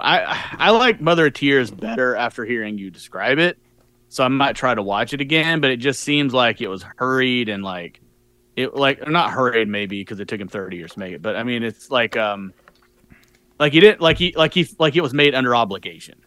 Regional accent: United States; as an American

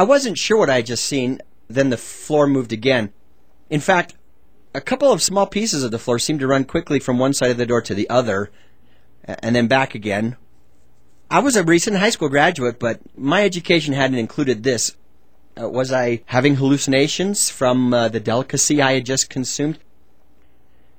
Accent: Utah, United States; I grew up in Utah.

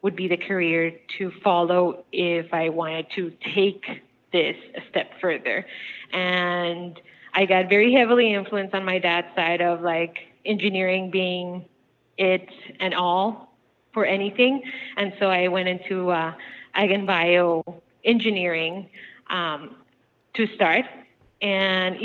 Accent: Bogota, Colombia; moved away; I'm originally from Colombia, South America, and in the outskirts of Bogota, the city that I'm from, we had a little farm

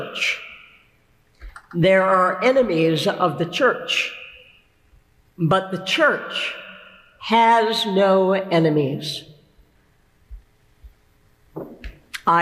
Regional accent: United States; We are, I expect, almost all of us in this room, Americans.

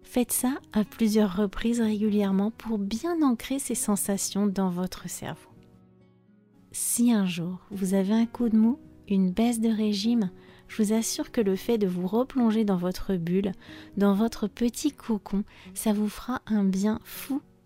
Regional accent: France; Je suis française

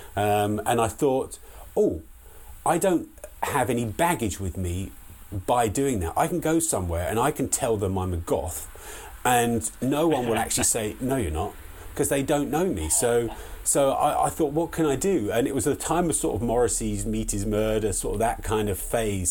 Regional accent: Hartfield, South East England, United Kingdom; moved away as an adult; also born or lived in Liverpool / London; I come from a really small village in the the southeast of England, in a place called Hartfield, and I was born there, raised up there until I was 18.

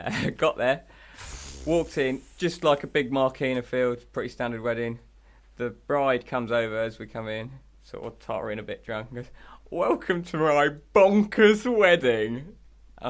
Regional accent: Ireland; I am Irish.

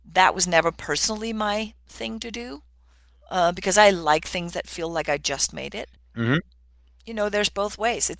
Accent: Denmark; moved away; I grew up in Denmark

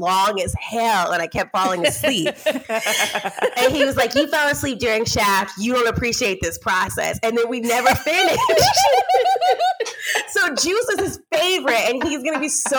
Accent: Louisiana, United States; now in Los Angeles, United States; my family, we're black on both sides, but we're Creole, we're from Louisiana

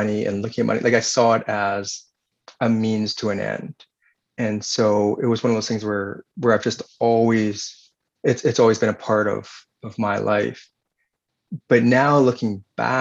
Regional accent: northern Vancouver Island, British Columbia, Canada; now in Victoria, Canada; I grew up on the West Coast my entire life. So I grew up on northern part of the island.

